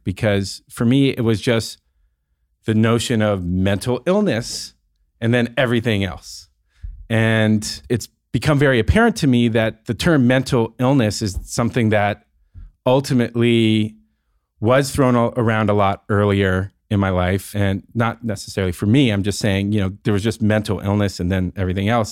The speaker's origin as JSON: {"language": "English", "town": "San Francisco", "region": "California", "country": "United States", "tie": "born or raised there", "said": "the life that I experienced growing up in the Bay Area in San Francisco"}